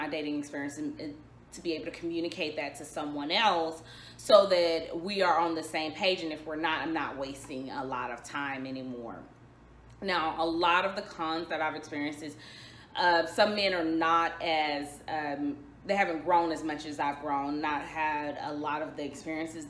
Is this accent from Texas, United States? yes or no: yes; Dallas, Texas, United States; I am from Dallas, Texas